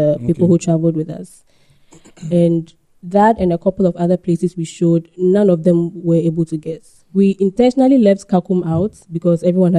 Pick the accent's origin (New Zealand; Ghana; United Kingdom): Ghana; Western Region; maybe I'll be a bit biased because I grew up in the Western region.